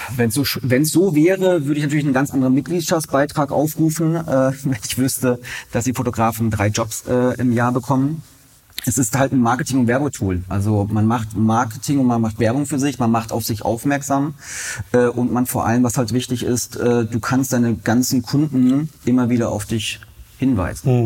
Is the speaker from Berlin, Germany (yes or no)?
yes; Berlin, Germany; ich bin ähm, ein waschechter Berliner